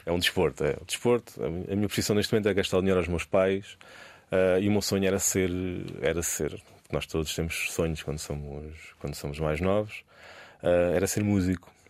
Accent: Portugal; E eu sou português

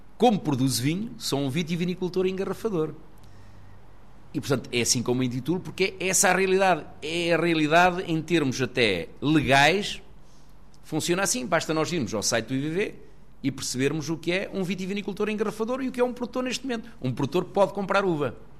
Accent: Fogueira, Centro, Portugal; Alguns aqui da Fogueira que andaram comigo na escola

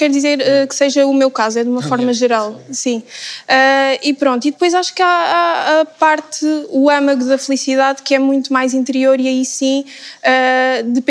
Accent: Algarve, Portugal; tenho 23 anos e sou do Algarve.

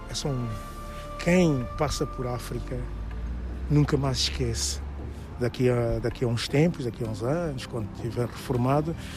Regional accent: Trafaria, Lisbon, Portugal; also born or lived in São Tomé and Príncipe / Alfama, Lisbon; Nasci em São Tomé e Príncipe, vim para Portugal com dois anos, fui viver para Alfama, para a Rua dos Remédios, estive um ano em Alfama e depois fomos viver para a Margem Sul.

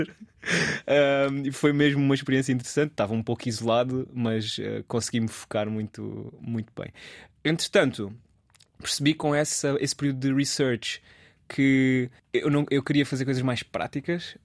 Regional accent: Alcácer do Sal, Alentejo, Portugal; moved away as an adult; also born or lived in Lisbon; Eu, eu sou alentejano, sou de Alcácer do Sal e cresci lá

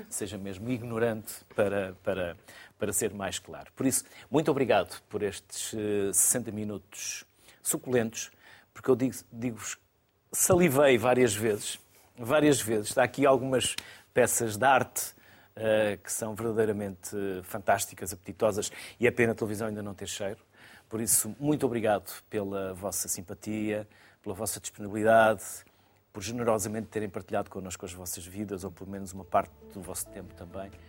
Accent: Porto, Norte, Portugal; also born or lived in Minho; eu sou do Porto.

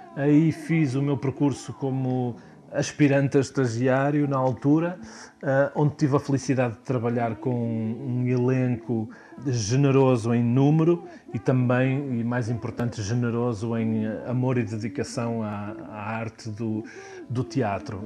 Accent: Viana do Castelo, Norte, Portugal; moved away as an adult; also born or lived in Porto / Lisbon; voltar a Viana do Castelo, de onde sou natural

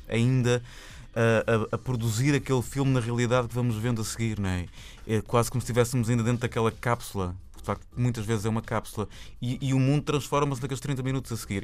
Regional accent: Porto, Norte, Portugal; porque também somos do Porto

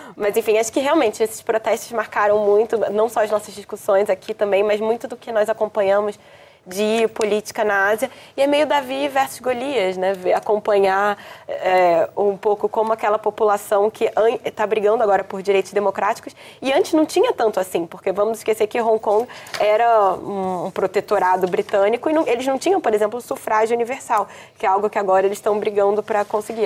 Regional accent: Brazil; como brasileiro

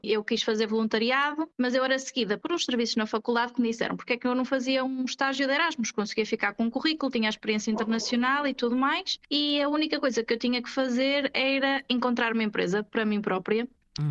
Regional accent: Viseu, Centro, Portugal; moved away as an adult; also born or lived in Porto; now in Barcelona, Spain; eu sou de Viseu, mas já estava a viver no Porto há algum tempo

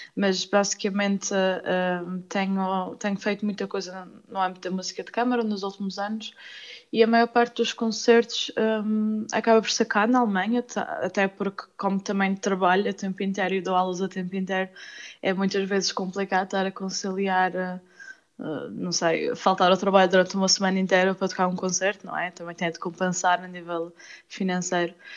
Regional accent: Madeira, Portugal; moved away as an adult; also born or lived in Spain; now in Gera, Germany; madeirenses como nós

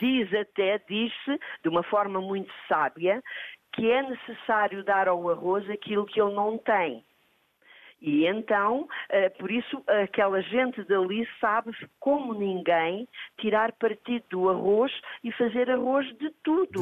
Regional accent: Lisbon, Portugal; also born or lived in Comporta; as memórias de uma comporta em que eu vivi uh, os primeiros anos da minha infância e depois vim para Lisboa e fui criada em Lisboa

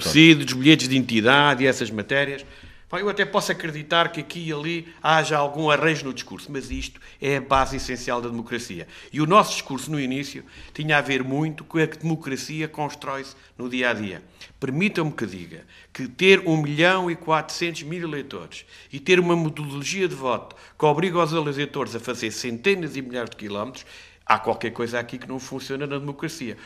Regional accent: Castelo Branco, Centro, Portugal; Eu sou de Castelo Branco, do Distrito de Castelo Branco

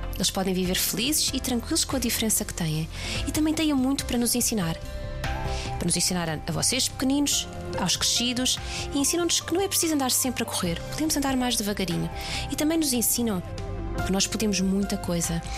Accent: Lisbon, Portugal; nasci em Lisboa

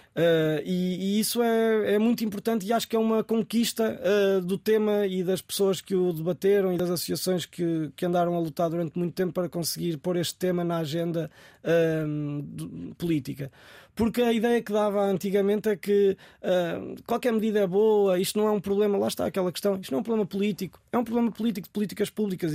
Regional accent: Coimbra, Centro, Portugal; now in Lisbon, Portugal; voltar à cidade onde, onde cresci

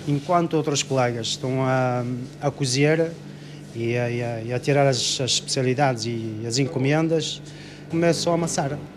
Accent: Ouarzazate, Drâa-Tafilalet, Morocco; Portuguese is a second language; moved away as an adult; now in Vila Nova de Gaia, Portugal; Eu sou de Marrocos, naturalidade de Marrocos.

